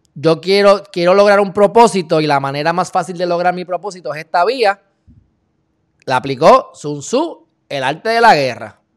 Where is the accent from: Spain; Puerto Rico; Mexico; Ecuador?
Puerto Rico; en el caso de Puerto Rico, que es un sitio muy rico en derecho y hasta más complejo porque tenemos dos influencias